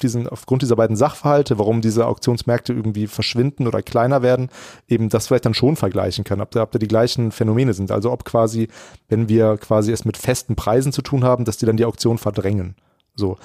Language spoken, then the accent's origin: German; Germany; also born or lived in Bielefeld; als Deutscher